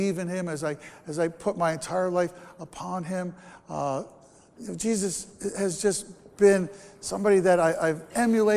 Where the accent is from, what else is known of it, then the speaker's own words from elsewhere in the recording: Bergen County, New Jersey, United States; I grew up in New Jersey. I grew up in Bergen County